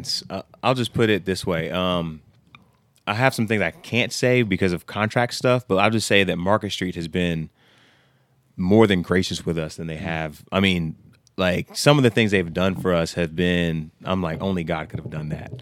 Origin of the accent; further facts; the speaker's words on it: Humble, Texas, United States; we're both from Humble.